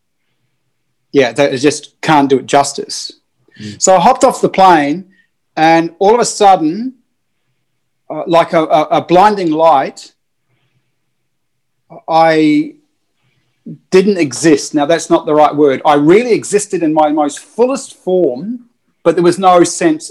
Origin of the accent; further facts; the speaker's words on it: New Zealand; I'm a Kiwi